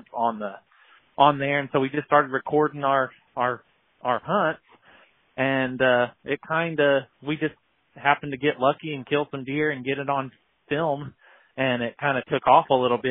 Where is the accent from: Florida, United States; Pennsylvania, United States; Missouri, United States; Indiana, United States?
Missouri, United States; I'm from Missouri. That's where I live in Southwest Missouri, kind of around Springfield